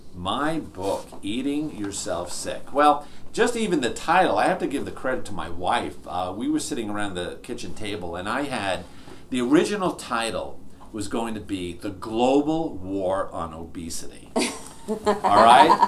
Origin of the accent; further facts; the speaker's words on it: New York, United States; I grew up in New York, uh, your typical, uh, you know, New York Italian family.